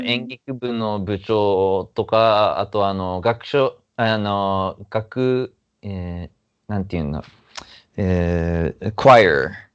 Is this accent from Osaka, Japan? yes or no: no; Yokohama, Kanagawa, Japan; also born or lived in Yokosuka; now in New York, United States; 子供の頃はずっとあの横浜の根岸